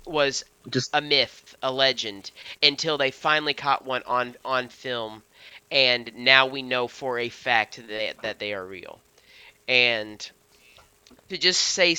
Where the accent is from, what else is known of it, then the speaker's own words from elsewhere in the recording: Missouri, United States; We're from Missouri